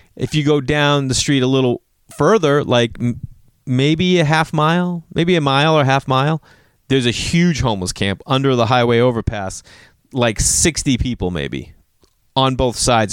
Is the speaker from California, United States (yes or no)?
no; Massachusetts, United States; moved away; I'm still a guy from Massachusetts